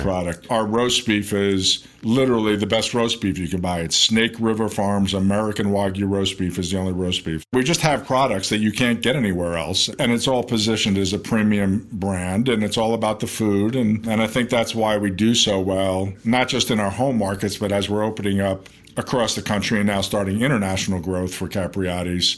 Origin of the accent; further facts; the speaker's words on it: New York City, New York, United States; moved away as an adult; also born or lived in Las Vegas; I grew up in New York. I was born in Manhattan